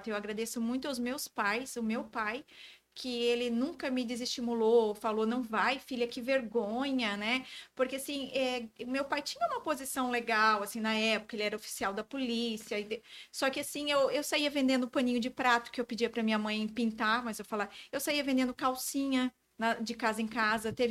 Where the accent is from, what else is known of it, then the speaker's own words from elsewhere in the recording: Florianópolis, Santa Catarina, Brazil; Eu sou de Floripa.